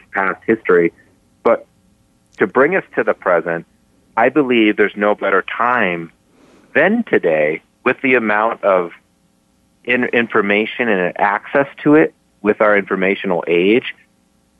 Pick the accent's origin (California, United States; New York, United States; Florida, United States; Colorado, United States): Colorado, United States; Boulder; growing up in Boulder